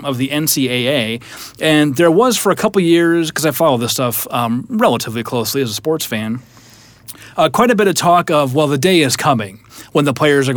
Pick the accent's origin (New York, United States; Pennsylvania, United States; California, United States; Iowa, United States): Iowa, United States; I'm from Iowa, so wrestling's a big deal.